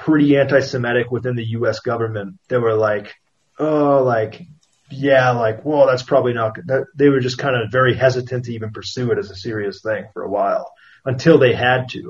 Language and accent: English; United States; moved away; as an American